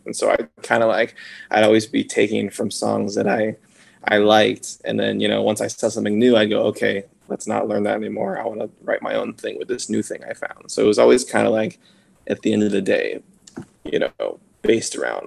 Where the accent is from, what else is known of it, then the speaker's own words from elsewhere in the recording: Simi Valley, California, United States; I grew up in Simi